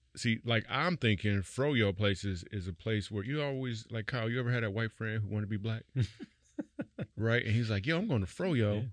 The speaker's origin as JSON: {"language": "English", "town": "Grand Rapids", "region": "Michigan", "country": "United States", "tie": "born or raised there", "moved": "yes", "said": "my hometown of Grand Rapids"}